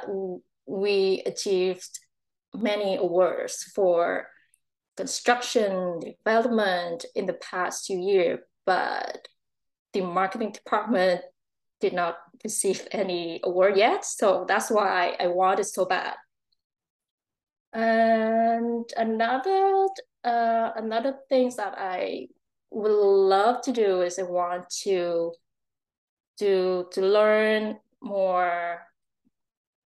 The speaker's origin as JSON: {"language": "English", "country": "Vietnam", "tie": "born or raised there", "also_born_or_lived": "Ho Chi Minh City, Vietnam", "moved": "as an adult", "lives_now": "Langley, Canada", "said": "my hometown, the place that I was born. Is Vietnam"}